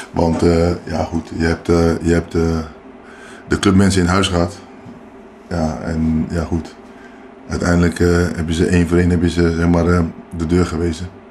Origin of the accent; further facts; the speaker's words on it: Amsterdam, North Holland, Netherlands; also born or lived in Paramaribo, Suriname; now in Beekdalen, Netherlands; ik ben eh, opgegroeid in Amsterdam